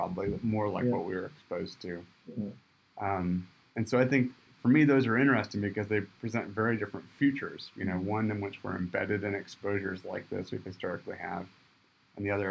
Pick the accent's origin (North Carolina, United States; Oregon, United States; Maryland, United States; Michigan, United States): Michigan, United States; moved away; I grew up in Michigan, went to the tropics